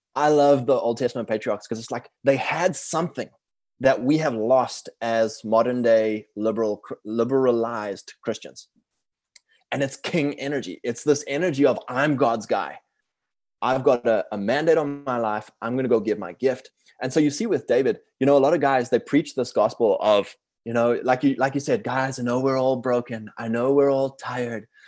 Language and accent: English; South Africa; moved away; I'm from South Africa originally. I'm fourth generation, uh, British over there. And, uh, I grew up in a very, uh, liberal frame.